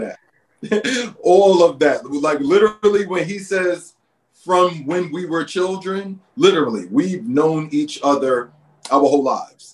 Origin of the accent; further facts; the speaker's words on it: New York City, New York, United States; also born or lived in Bed-Stuy, Brooklyn; now in Los Angeles, United States; We're both from Brooklyn. We're from Red Hook Projects